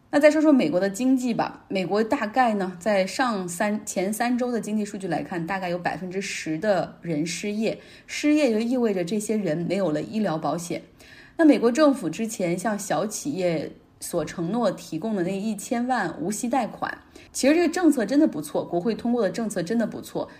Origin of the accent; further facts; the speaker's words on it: Heilongjiang, China; 我老家黑龙江